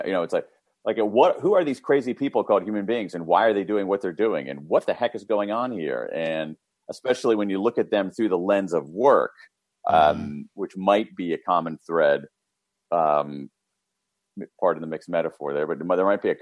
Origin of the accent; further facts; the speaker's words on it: Columbus, Ohio, United States; I grew up in Central Ohio, Columbus, Ohio, middle class family, middle of America.